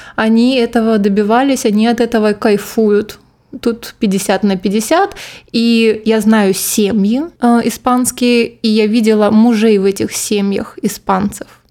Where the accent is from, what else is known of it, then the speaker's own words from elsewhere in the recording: Krasnodar, Krasnodar Krai, Russia; moved away as an adult; now in Barcelona, Spain; я из Краснодара